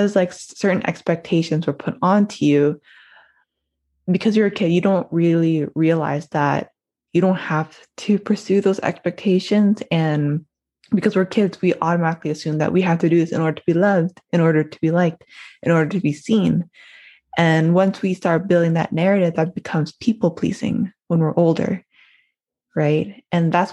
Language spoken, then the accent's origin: English; Toronto, Ontario, Canada; I'm from Toronto, born and raised in Toronto, Ontario